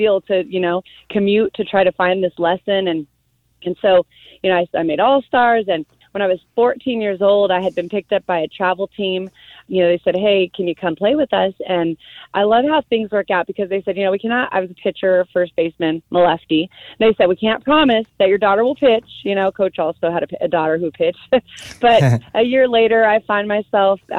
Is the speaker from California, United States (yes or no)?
yes; Southern California, United States; I am from Southern California. I grew up here